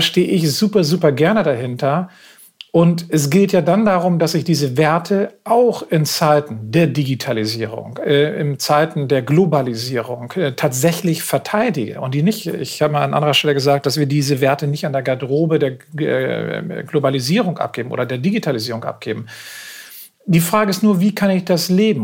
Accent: Northern Germany, Germany; ich bin hier in Norddeutschland groß geworden.

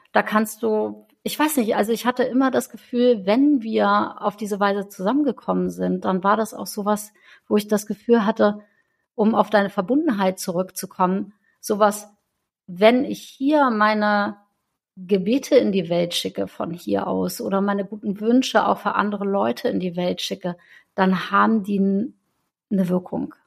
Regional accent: Northern Germany, Germany; aber in Norddeutschland habe ich das noch nie gesehen

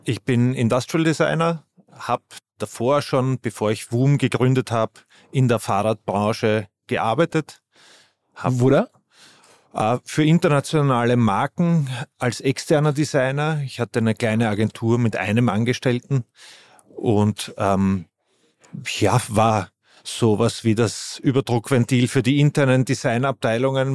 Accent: Vienna, Austria; Ich bin Wiener

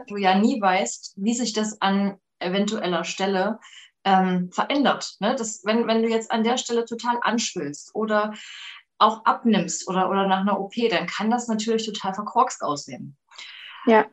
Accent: Leipzig, Saxony, Germany; ich komme aus Leipzig und hier gibt es ja immer noch Jugendweihe.

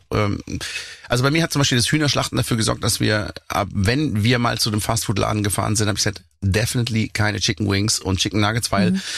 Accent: Black Forest, Baden-Württemberg, Germany; meine Heimat berücksichtigt, wo ich lebe, eben auf 1000 Meter im Schwarzwald

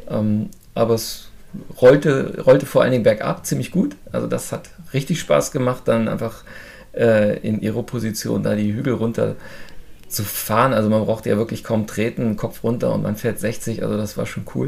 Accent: Burgdorf, Lower Saxony, Germany; Ich komme aus der Nähe von Hannover, aus Burgdorf

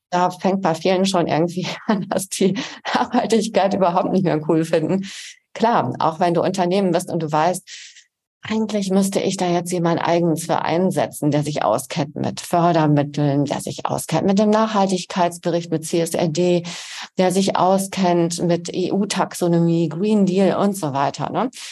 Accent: Emsland, Lower Saxony, Germany; born or raised there; also born or lived in Bonn

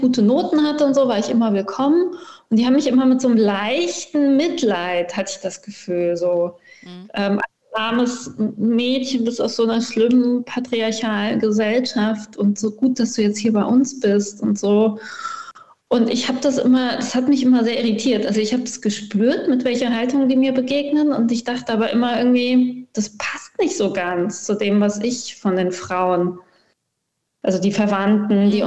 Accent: Cologne, North Rhine-Westphalia, Germany; moved away as an adult; also born or lived in Iran; now in Graz, Austria; ich bin ja in Köln-Junkersdorf aufgewachsen

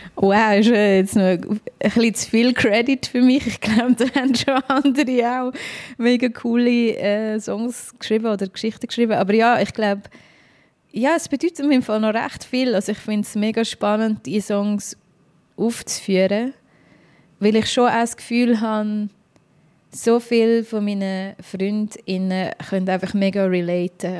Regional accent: Dietikon, Zurich, Switzerland; ich bin jetzt in Dietiken aufgewachsen, das ist so eine Aglo zwischen Baden und Zürich

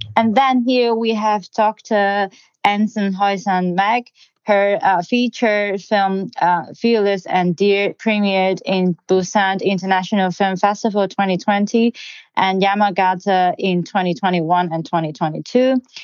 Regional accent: Hong Kong; moved away as an adult; now in Berlin, Germany; born and raised in Hong Kong and now based in Berlin

